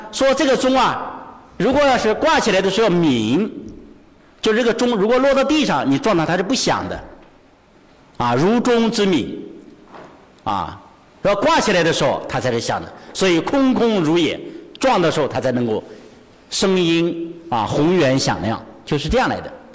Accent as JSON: {"language": "Chinese", "town": "Bozhou", "region": "Anhui", "country": "China", "tie": "born or raised there", "said": "我老家是安徽亳州"}